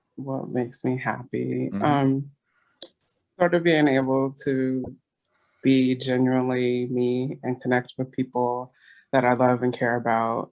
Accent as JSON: {"language": "English", "region": "California", "country": "United States", "tie": "born or raised there", "moved": "as an adult", "lives_now": "East Coast, United States", "said": "When I grew up in California"}